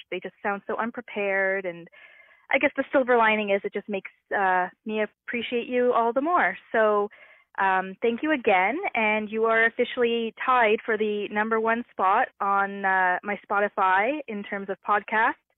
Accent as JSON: {"language": "English", "town": "Toronto", "region": "Ontario", "country": "Canada", "tie": "born or raised there", "moved": "yes", "lives_now": "Moncton, Canada", "said": "I was actually born and raised in Toronto"}